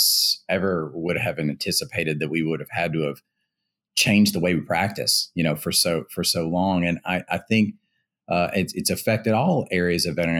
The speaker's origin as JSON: {"language": "English", "region": "Louisiana", "country": "United States", "also_born_or_lived": "Boston", "moved": "as an adult", "said": "I'm originally from Louisiana"}